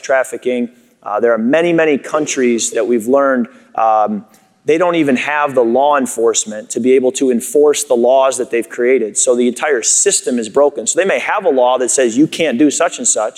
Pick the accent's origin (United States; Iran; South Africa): United States; Chicago, Illinois; moved away; also born or lived in Michigan; I grew up in Chicago originally before moving to Michigan, so I was a Bear fan growing up.